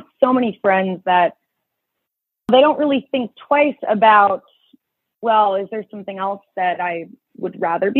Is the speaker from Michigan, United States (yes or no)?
no; Chicago, Illinois, United States; I was born and raised here in Chicago